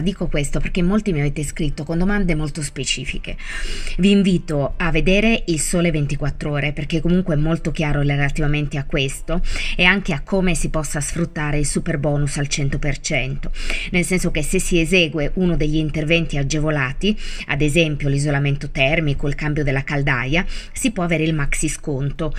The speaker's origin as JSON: {"language": "Italian", "country": "Italy", "said": "Conosco anche abbastanza bene il mio paese"}